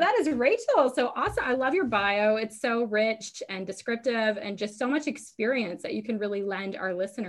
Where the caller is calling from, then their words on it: Guam; So I'm calling from Guam.